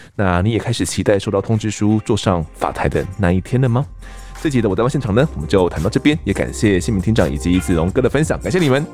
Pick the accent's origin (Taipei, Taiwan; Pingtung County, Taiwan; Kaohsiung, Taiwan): Kaohsiung, Taiwan; Mituo; 我家乡明陀呢是他的辖区